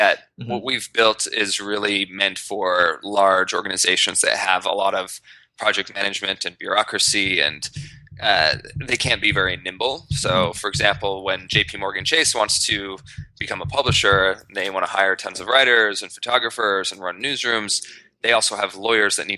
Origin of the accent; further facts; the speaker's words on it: Idaho, United States; moved away as an adult; now in New York, United States; I grew up in Idaho